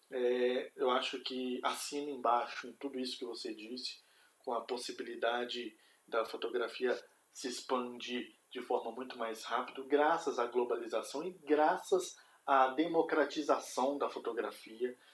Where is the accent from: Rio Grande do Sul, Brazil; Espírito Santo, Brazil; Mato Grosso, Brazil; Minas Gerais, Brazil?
Minas Gerais, Brazil; Belo Horizonte; now in Curitiba, Brazil; Sou mineiro, nascido em Belo Horizonte, mas moro aqui em Curitiba há 13 anos, então me considero aí um curitibano de carteirinha